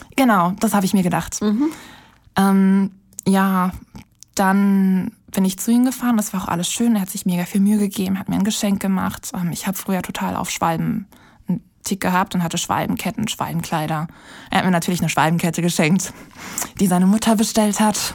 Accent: Berlin, Germany; in meiner Heimatstadt, also in Berlin

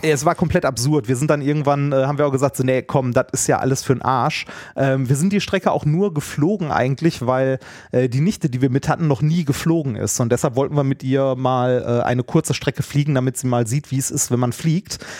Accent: Essen, North Rhine-Westphalia, Germany; ich bin ja ein Kind des Ruhrgebiets

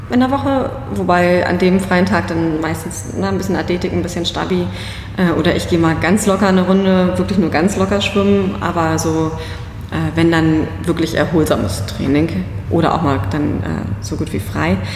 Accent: Schleswig-Holstein, Germany; Ich bin eh, ich komme aus Schleswig-Holstein, ne?

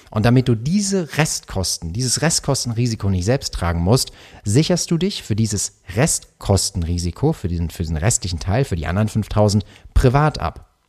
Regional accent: Karlsruhe, Baden-Württemberg, Germany; bei mir, ich komme ja aus Karlsruhe und wir haben äh, dies, das Land Baden-Württemberg

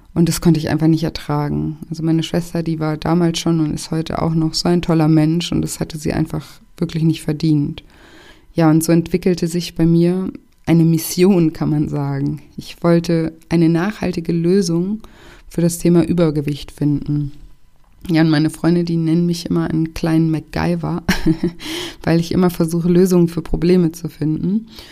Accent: Konstanz, Baden-Württemberg, Germany; moved away as an adult; also born or lived in Paris / Barcelona / Australia / Mexico; Konstanz ist auch meine Heimat. Ich bin hier aufgewachsen

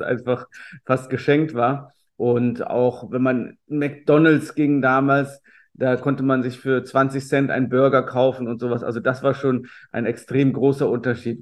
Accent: Marienheide, North Rhine-Westphalia, Germany; also born or lived in Cologne / China; Marienheide, also der Ort, an dem ich aufgewachsen bin

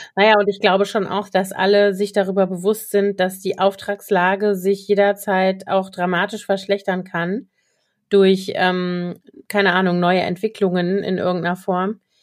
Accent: Koblenz, Rhineland-Palatinate, Germany; now in Berlin, Germany; in der Nähe von Koblenz, meiner Heimatstadt

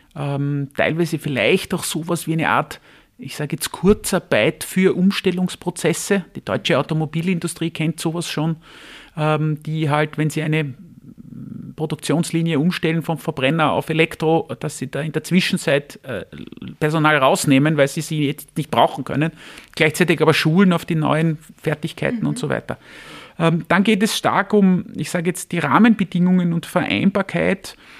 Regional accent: Vienna, Austria; ich bin ein Wiener, Familienvater, 49 Jahre alt

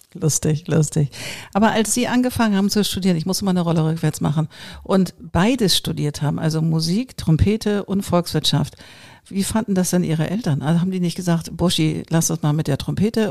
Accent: Hamburg, Germany; ich bin ja auch Hamburgerin

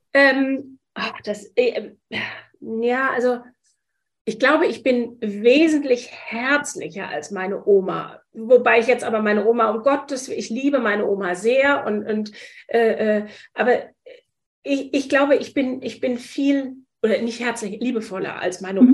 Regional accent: Wiesbaden, Hesse, Germany; moved away as an adult; also born or lived in London / Frankfurt; now in Hamburg, Germany; Ich komme aus Hessen, aus Wiesbaden

